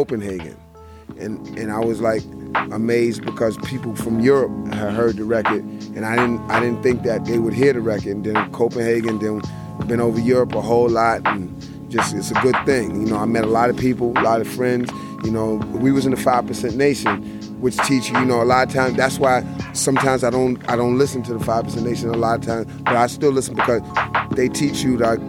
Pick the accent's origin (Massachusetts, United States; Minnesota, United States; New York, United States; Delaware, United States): New York, United States; New York City; also born or lived in New Rochelle; from New York City, originally from the Bronx, BX, Bronx